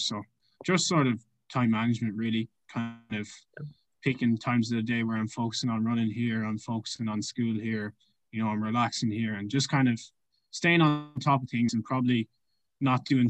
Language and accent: English; Ireland; moved away as an adult; now in Tulsa, United States; I'm originally from Ireland, so I played kind of numerous different sports, but mainly played soccer and hurling